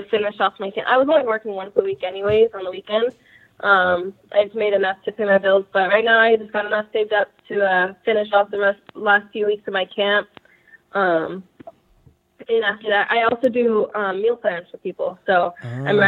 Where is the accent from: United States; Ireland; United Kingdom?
United States; Tampa, Florida; I'm from Tampa, Florida